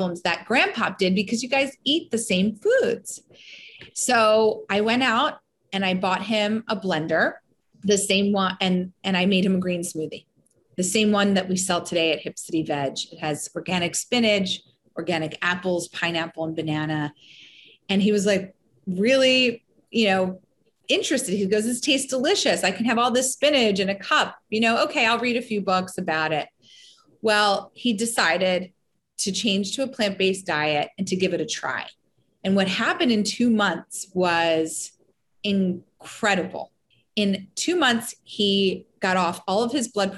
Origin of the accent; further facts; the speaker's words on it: Elkins Park, Pennsylvania, United States; also born or lived in Olney, Philadelphia; I grew up in Elkins Park.